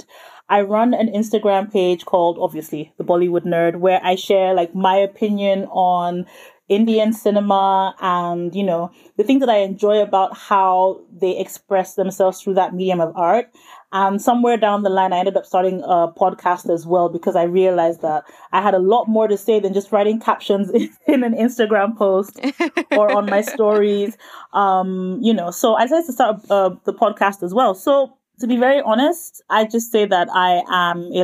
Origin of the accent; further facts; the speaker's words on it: Nigeria; I'm Nigerian, and that's obviously a country in West Africa.